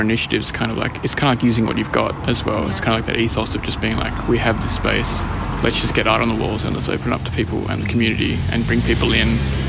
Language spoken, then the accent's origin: English; Canberra, Australian Capital Territory, Australia; now in Sydney, Australia; I started this with my friend Marcus. I'm printmaking background from Canberra and did art school in Canberra at ANU.